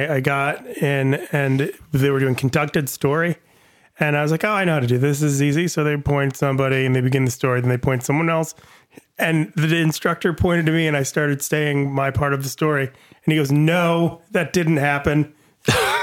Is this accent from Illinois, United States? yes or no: no; Michigan, United States; moved away; I grew up in the Michigan area.